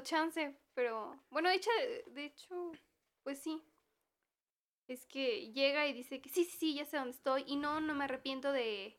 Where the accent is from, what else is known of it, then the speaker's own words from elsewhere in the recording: Mexico; sí soy bien mexicana